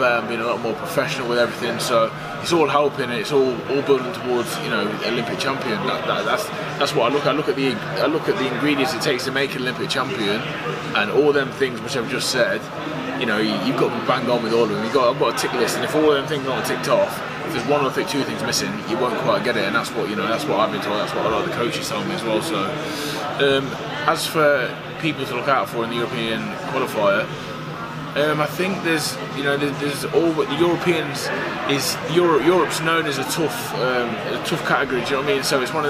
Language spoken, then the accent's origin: English; Burton upon Trent, West Midlands, United Kingdom; I'm from Burton-on-Trent. We make beer. I grew up drinking pints of beer.